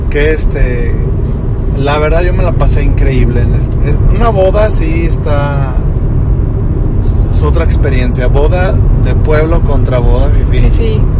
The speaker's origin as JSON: {"language": "Spanish", "country": "Mexico", "said": "Pero me siento más mexicano."}